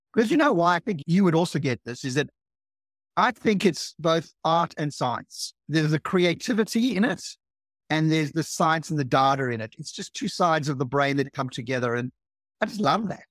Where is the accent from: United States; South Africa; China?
South Africa; now in Australia; I'm from South Africa originally, and I arrived in Australia thirty-five years ago